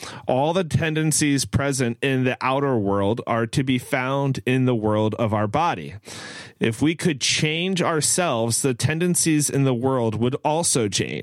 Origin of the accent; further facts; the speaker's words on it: Pennsylvania, United States; also born or lived in Maryland; growing up in Pennsylvania and Maryland